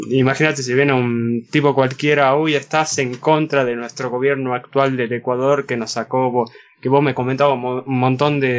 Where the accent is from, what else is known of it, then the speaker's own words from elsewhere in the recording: Argentina; vivir acá en Argentina